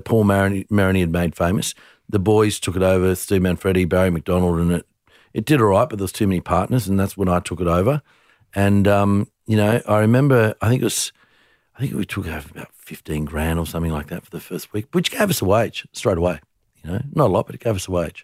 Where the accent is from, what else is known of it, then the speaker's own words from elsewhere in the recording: Tamworth, New South Wales, Australia; moved away; I was born in Tamworth